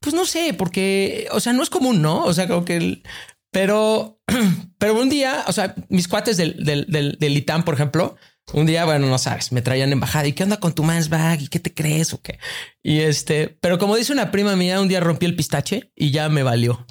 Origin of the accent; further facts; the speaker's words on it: Tuxpan, Veracruz, Mexico; moved away as an adult; also born or lived in New York; Yo crecí en Tuxpan eh, y era una vida bien padre